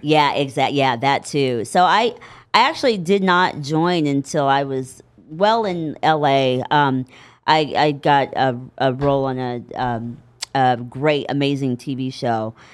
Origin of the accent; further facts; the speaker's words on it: Indianapolis, Indiana, United States; moved away as an adult; now in Los Angeles, United States; I was raised in Indianapolis